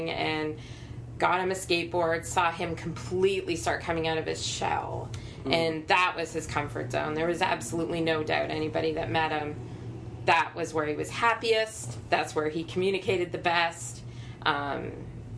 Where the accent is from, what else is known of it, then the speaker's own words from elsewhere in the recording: Canada; We're Canadian